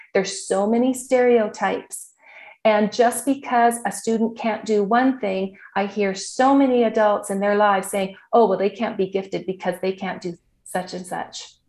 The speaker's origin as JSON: {"language": "English", "town": "Saskatoon", "region": "Saskatchewan", "country": "Canada", "tie": "born or raised there", "said": "I grew up in Saskatoon, Saskatchewan"}